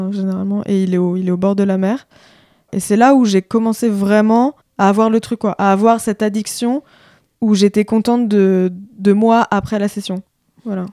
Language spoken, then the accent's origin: French; La Baule, Pays de la Loire, France; moi, je viens de la Baule. j'ai grandi avec ma mère et ma sœur en plein la boule